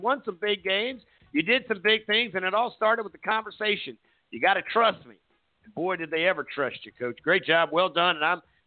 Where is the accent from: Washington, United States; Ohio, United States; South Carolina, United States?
South Carolina, United States; Surfside Beach; I grew up in Surfside